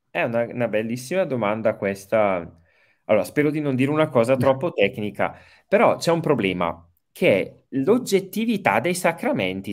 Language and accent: Italian; Brembate di Sopra, Lombardy, Italy; also born or lived in Rome; sono di Bergamo, eh, nato a Bergamo, Brembate Sopra